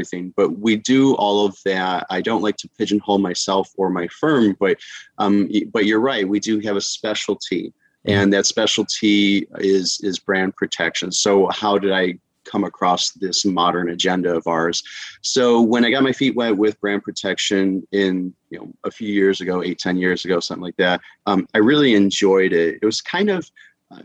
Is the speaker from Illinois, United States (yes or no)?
yes; Chicago, Illinois, United States; moved away as an adult; now in Florida, United States; I was born and raised in Chicago. Here, I'm now in Florida.